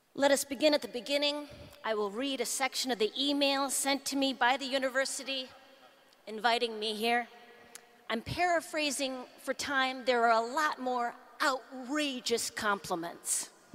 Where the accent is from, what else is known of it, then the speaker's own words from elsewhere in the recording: Duluth, Minnesota, United States; I'm still from Duluth